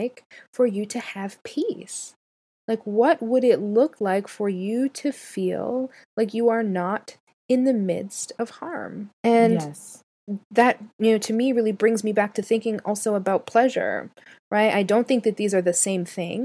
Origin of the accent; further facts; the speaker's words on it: Canada; now in United States; I'm Canadian. So I know the Canadian education system